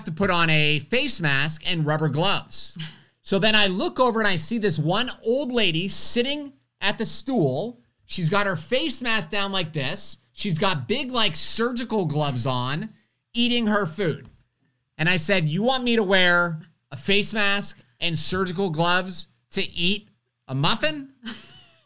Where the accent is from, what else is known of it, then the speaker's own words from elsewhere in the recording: United States; I'm an American